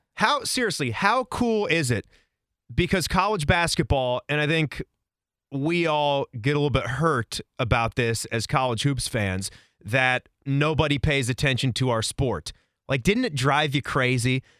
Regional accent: Virginia, United States; now in Columbus, United States; I grew up in Virginia

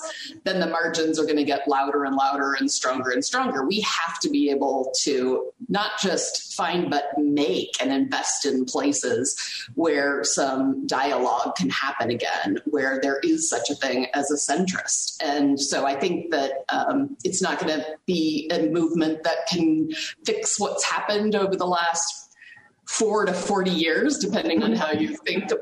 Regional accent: Nebraska, United States; I grew up in Nebraska

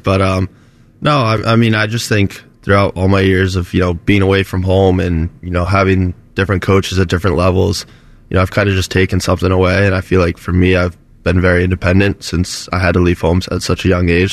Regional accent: Florida, United States; moved away; Growing up in Florida

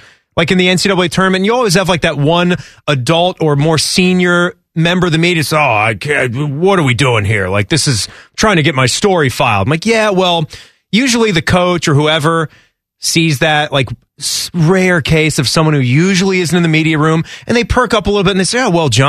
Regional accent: San Francisco, California, United States; I'm from San Fran.

